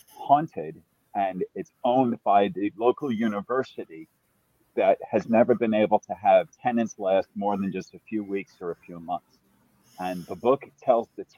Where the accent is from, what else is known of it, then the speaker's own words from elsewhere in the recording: New York City, New York, United States; now in Kingston, Canada; I am born and raised in the Bronx